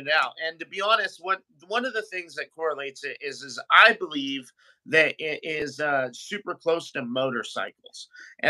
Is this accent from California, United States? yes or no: yes; California, United States; I'm from California